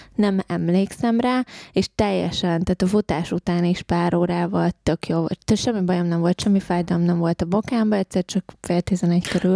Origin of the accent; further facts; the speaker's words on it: Hungary; moved away; én ugye vidéken nőttem fel